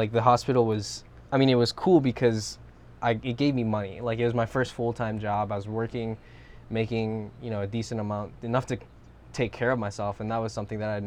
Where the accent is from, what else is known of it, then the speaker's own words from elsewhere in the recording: Molokai, Hawaii, United States; Based out of Hawaii, I was born and raised on Molokai